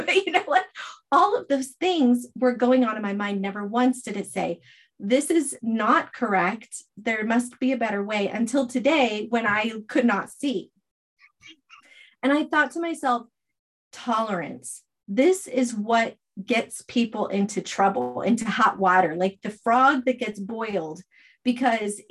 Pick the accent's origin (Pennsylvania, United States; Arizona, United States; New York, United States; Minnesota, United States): Arizona, United States; also born or lived in North Idaho; now in Idaho, United States; I'm from Arizona.